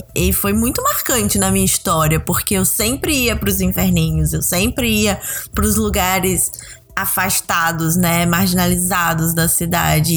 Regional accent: Rio de Janeiro, Brazil; Eu sou do Rio

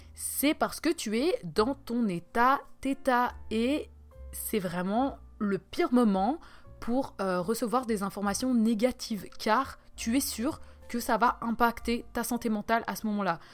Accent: Switzerland; je suis suisse

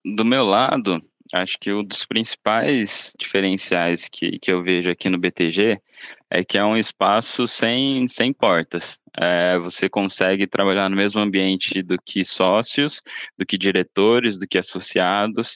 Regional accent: Sorocaba, São Paulo, Brazil; moved away as an adult; now in São Paulo, Brazil; Sou do interior, sou de Sorocaba me mudei aqui para São Paulo desde que comecei aqui no banco.

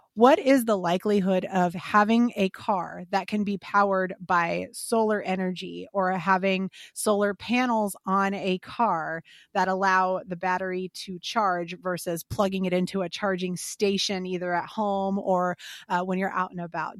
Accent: Illinois, United States; fellow Illinois native here

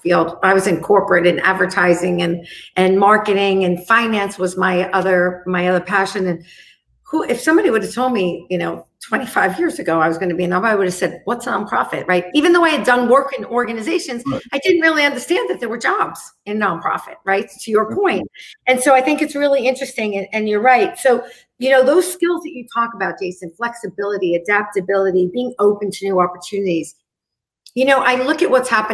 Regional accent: New York, United States; I'm from New York

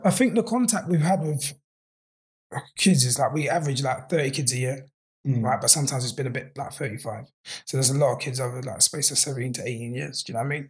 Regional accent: London, United Kingdom; I'm from Peckham

